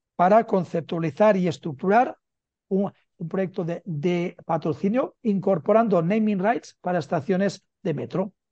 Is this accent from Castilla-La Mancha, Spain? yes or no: no; Barcelona, Catalonia, Spain; now in Madrid, Spain; nacido en Barcelona y vivo en Madrid